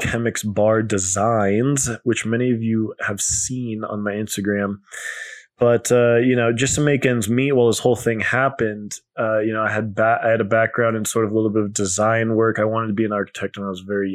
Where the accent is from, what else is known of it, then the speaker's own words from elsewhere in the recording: Colorado, United States; moved away as an adult; also born or lived in New York City; I came back to my home state of Colorado. We're in the Denver area